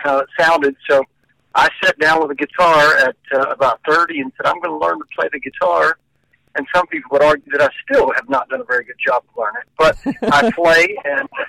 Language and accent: English; Murfreesboro, Tennessee, United States; moved away as an adult; also born or lived in Los Angeles; Murfreesboro, which is my hometown, which is, as I said, 25 miles south of Nashville